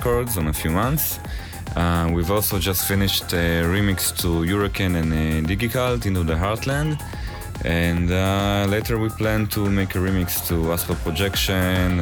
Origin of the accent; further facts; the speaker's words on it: Israel; we're Somatic Self from Israel